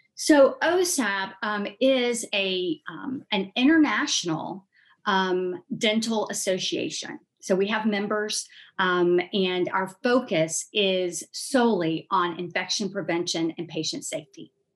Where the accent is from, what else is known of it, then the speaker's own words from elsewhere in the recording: Columbus, Georgia, United States; Grew up in Columbus, Georgia, which is a couple hours south of um, Atlanta